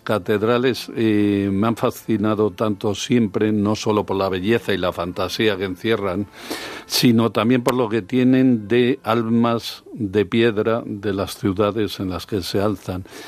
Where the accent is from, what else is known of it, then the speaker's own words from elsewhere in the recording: León, Castile and León, Spain; la catedral de, de mi tierra de origen, de León